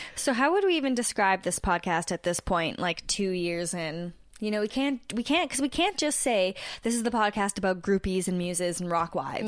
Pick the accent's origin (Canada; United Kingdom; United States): Canada; also born or lived in Toronto; we're two Canadian podcasters in Toronto